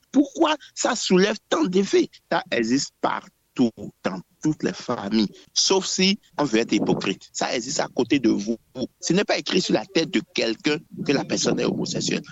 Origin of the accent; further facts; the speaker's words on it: Benin; nous, en tant qu'Africains d'abord et en tant que Béninois